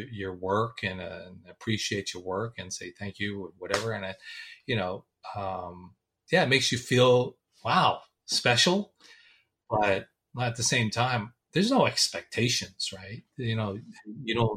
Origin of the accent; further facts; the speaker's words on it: Los Angeles, California, United States; I was born in Hollywood, California